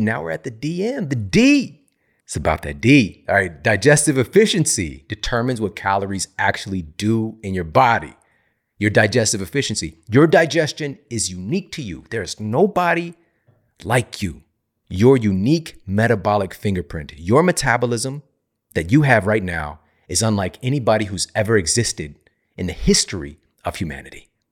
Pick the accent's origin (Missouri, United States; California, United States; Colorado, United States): Missouri, United States; St. Louis; a university in my hometown, Saint Louis, Missouri